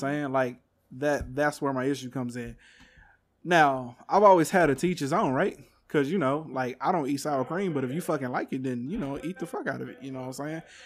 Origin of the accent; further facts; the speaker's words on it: Texas, United States; I'm from Texas